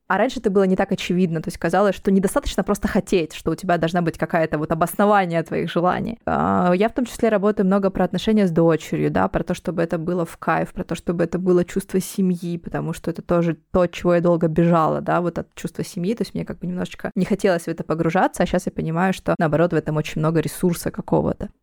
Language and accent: Russian; Donetsk, Donetsk Oblast, Ukraine; moved away as an adult; now in Moscow, Russia; я из Донецка, я переехала в Москву, когда началась война